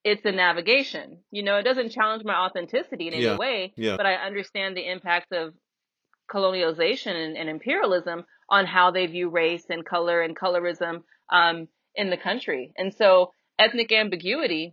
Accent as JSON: {"language": "English", "country": "United States", "said": "I'm American"}